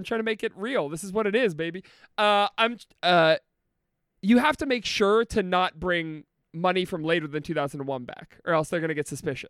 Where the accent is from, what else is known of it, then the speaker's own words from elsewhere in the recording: Detroit, Michigan, United States; I'm from Detroit, go blue, because of our proximity to Windsor